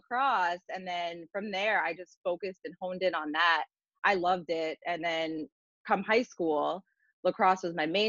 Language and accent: English; Fair Lawn, New Jersey, United States; At Fairlawn High School, in my hometown.